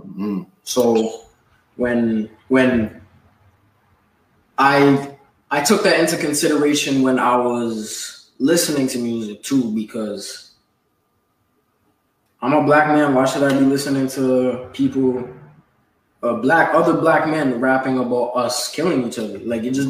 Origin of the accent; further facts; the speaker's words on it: Toronto, Ontario, Canada; now in St. Catharines, Canada; I was born in Toronto, raised most of my life in Scarborough and Toronto. Right now I'm just in St. Catharines